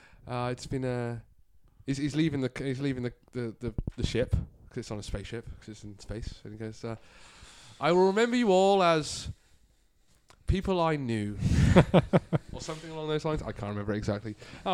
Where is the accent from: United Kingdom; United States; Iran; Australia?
United Kingdom; Yorkshire and the Humber; as a Yorkshire person